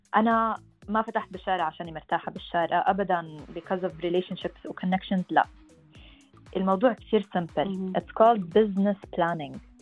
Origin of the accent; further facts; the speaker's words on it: Sharjah, United Arab Emirates; also born or lived in Montreal, Canada / Palestine (ancestry); انا فلسطينيه الاصل مولوده آه، او كنت مولوده بالامارات في في الشارقه بالذات عشت معظم حياتي هون